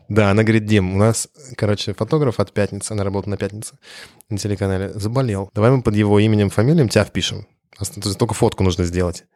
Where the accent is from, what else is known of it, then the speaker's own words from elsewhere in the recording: Russia; moved away as an adult; also born or lived in France; я притащил из России свой российский характер